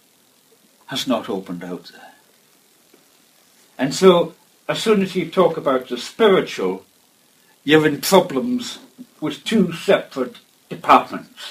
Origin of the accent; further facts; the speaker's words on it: Outer Hebrides, Scotland, United Kingdom; I come from the Outer Hebrides